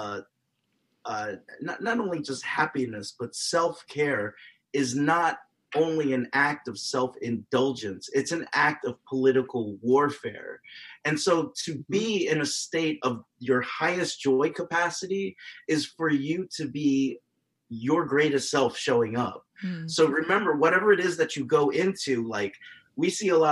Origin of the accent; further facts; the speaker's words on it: United States; being a Filipino American